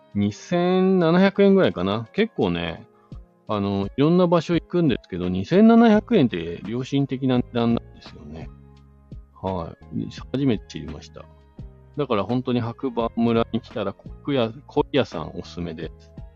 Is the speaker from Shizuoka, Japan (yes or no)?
yes; Shizuoka, Japan; moved away as an adult; now in Hakuba, Japan; 僕ね、出身地がですね、静岡県なんですよ